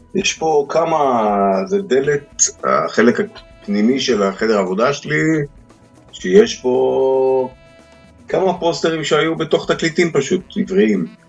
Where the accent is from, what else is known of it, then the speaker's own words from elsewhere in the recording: Haifa, Haifa District, Israel; אני בתור ילד בריאלי העברי בחיפה